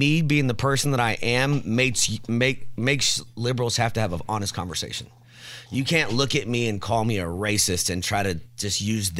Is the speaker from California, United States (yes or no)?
no; Indianapolis, Indiana, United States; So I grew up on West Washington Street, Hawthorne Park, Rodeus Park.